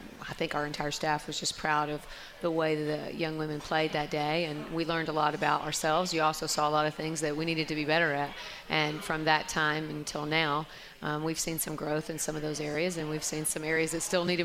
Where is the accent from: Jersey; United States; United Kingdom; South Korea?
United States; Alabama; now in Washington, United States; I grew up in a rivalry state